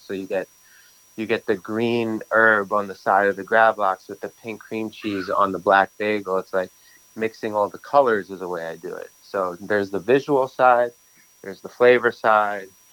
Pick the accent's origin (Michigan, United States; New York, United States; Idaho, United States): New York, United States; New York City; I grew up in Brooklyn